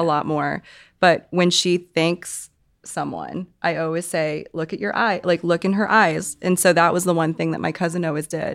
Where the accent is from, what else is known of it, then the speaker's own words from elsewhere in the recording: Hong Kong; moved away; I'm from Hong Kong